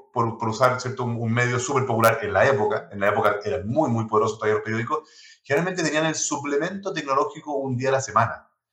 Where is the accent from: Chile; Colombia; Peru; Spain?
Chile; accent: 100% chileno; Spanish is a second language; Yo tengo acento, por supuesto, 100% chileno